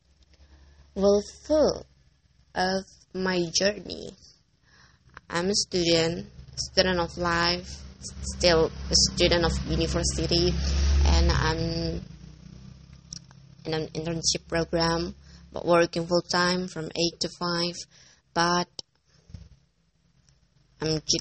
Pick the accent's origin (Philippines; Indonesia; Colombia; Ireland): Indonesia; English is a second language; I'm from Indonesia